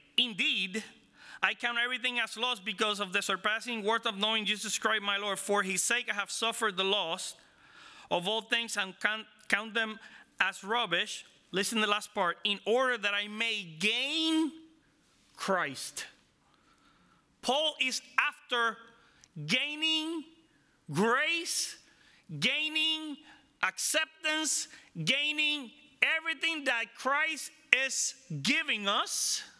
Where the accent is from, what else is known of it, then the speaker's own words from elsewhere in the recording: Israel; I mean, I'm from Israel. I know about the law.